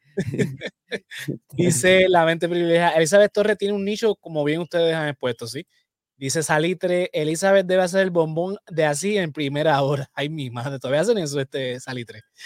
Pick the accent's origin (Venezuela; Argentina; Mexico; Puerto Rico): Puerto Rico; por más que seamos colonia, nosotros somos latinoamericanos